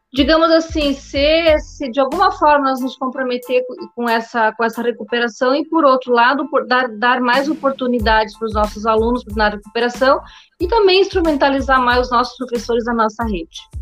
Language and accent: Portuguese; Espumoso, Rio Grande do Sul, Brazil; eu me criei no interior, no interior do município, venho lá do município de Espumoso